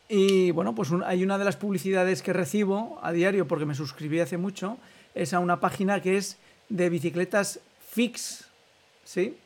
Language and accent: Spanish; Almudévar, Aragon, Spain; yo como soy de pueblo también y, soy de Almudévar